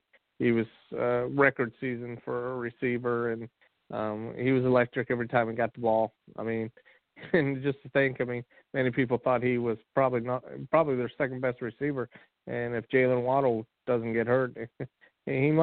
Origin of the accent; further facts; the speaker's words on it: Ohio, United States; I'm from Ohio